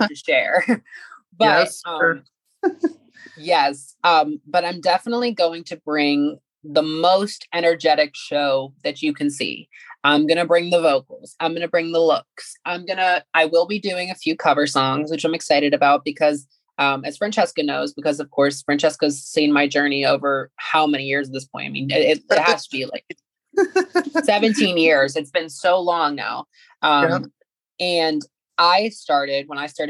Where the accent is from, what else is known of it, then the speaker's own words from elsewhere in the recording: McKeesport, Pennsylvania, United States; my hometown of McKeesport, which is about 20 minutes from the city of Pittsburgh